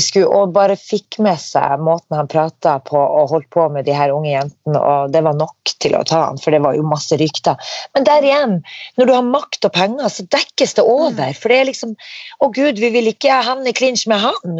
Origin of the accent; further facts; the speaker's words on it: Norway; vi er fra Norge